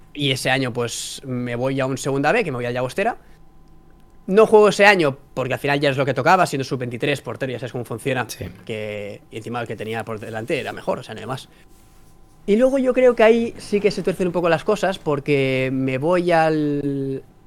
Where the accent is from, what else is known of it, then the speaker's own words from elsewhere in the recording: Vilassar de Mar, Catalonia, Spain; vuelvo a mi pueblo, a Vilasa de Mar